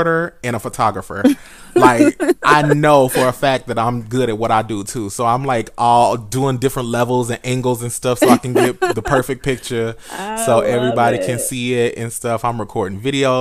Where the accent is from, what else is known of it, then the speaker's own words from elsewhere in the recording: Oklahoma, United States; I'm yeah. from Oklahoma